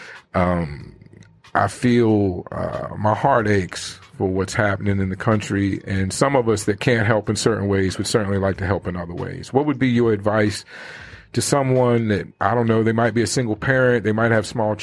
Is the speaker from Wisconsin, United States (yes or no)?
no; Richmond, Virginia, United States; now in Arizona, United States; I'm from Richmond